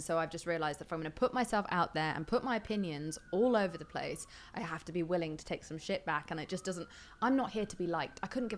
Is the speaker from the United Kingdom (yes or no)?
yes; England, United Kingdom; I'm English though, we are assholes.